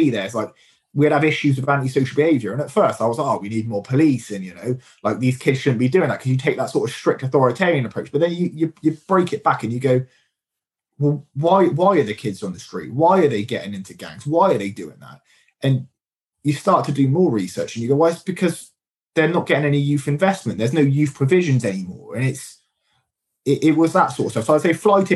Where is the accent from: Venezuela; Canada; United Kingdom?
United Kingdom; Swindon, South West England; I really love Swindon. Like I've grown up here. I lived here pretty much my whole life outside being in the army